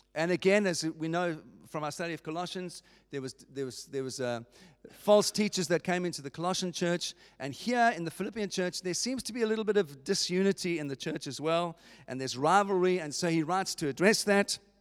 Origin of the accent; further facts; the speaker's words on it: Cape Town, Western Cape, South Africa; I was born in Cape Town. I was born in South Africa